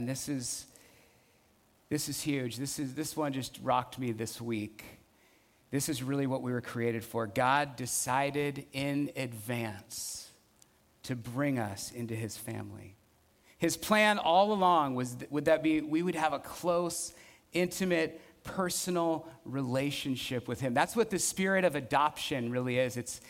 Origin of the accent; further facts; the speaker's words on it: Burton Valley, California, United States; I remember growing up in Burton Valley, my parents … they were amazing, generous, hospitable.